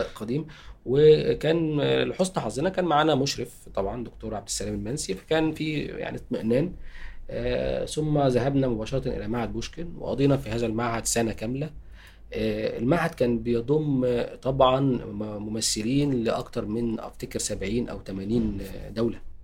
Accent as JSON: {"language": "Arabic", "town": "Tanta", "region": "Gharbia", "country": "Egypt", "tie": "born or raised there", "moved": "yes", "said": "أنا أصلا من طنطا"}